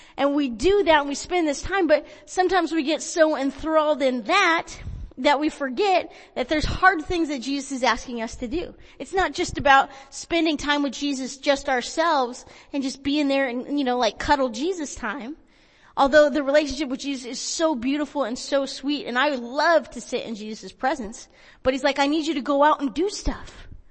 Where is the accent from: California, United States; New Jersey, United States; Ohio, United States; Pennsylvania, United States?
California, United States; Porterville; also born or lived in Visalia, California; I grew up in Visalia and Porterville